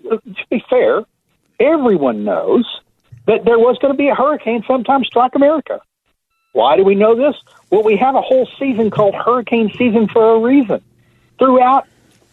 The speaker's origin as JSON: {"language": "English", "region": "Texas", "country": "United States", "said": "I'm from Texas"}